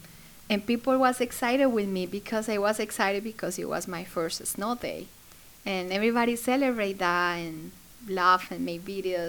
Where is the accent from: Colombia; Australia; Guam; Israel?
Colombia; English is a second language; moved away as an adult; also born or lived in Florida, United States; now in West Virginia, United States; I'm from Colombia. I used to live in Florida. I lived there for 15 years. And then I moved here to West Virginia with my husband and my two kids.